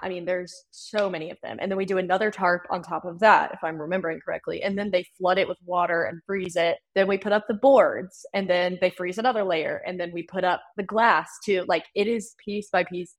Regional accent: Winston-Salem, North Carolina, United States; I grew up in North Carolina

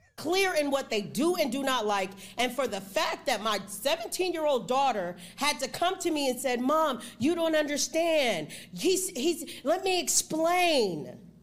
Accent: Texas, United States; I'm from Texas

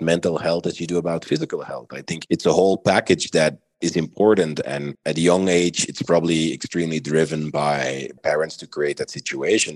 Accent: Belgium; moved away as an adult; now in Miami, United States; I'm originally from Belgium. I identify as a mixed Belgian Moroccan. Lived in Belgium the majority of my life till about 10 years

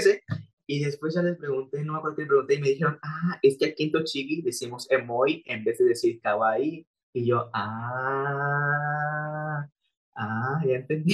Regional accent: Acapulco, Guerrero, Mexico; yo soy de Acapulco

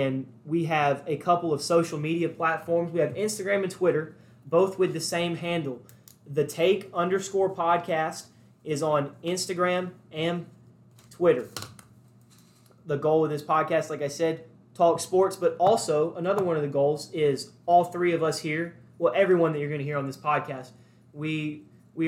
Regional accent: Birmingham, Alabama, United States; I am from Birmingham, Alabama

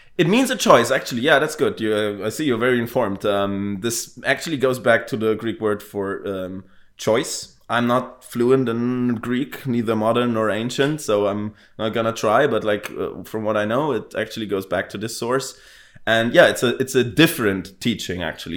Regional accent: Bavaria, Germany; now in Berlin, Germany; I'm Bavarian, living in Berlin also.

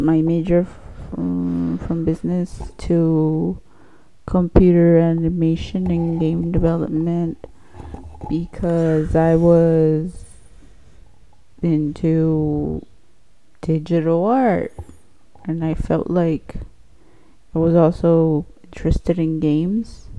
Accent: Salinas, California, United States; also born or lived in Mexico / Chico, California; I also was kind of raised in Salinas, but I'm also from Mexico, raised in Mexico

